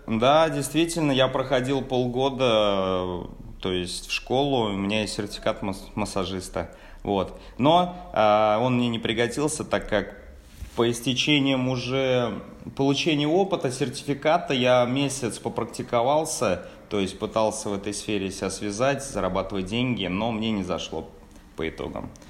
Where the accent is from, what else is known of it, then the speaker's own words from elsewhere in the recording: Tolyatti, Samara Oblast, Russia; moved away as an adult; now in Krasnodar, Russia; родом из Самарской области, точнее город Тольятти